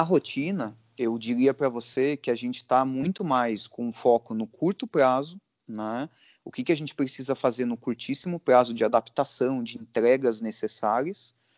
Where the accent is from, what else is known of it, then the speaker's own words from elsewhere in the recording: Brazil; a gente é brasileiro